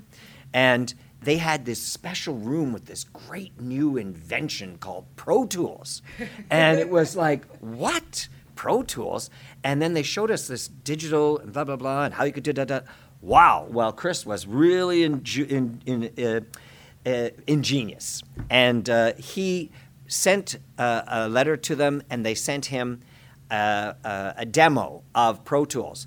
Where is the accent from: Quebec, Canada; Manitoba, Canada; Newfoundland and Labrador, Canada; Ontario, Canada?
Ontario, Canada; Fort William First Nation; now in Toronto, Canada; I'm from Fort William First Nation, where I keep a home